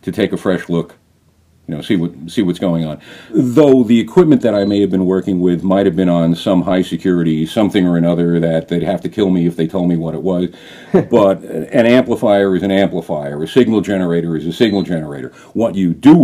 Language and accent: English; East Coast, United States; moved away as an adult; now in New Mexico, United States; I asked to be put back on the East Coast, you know, home, family, friends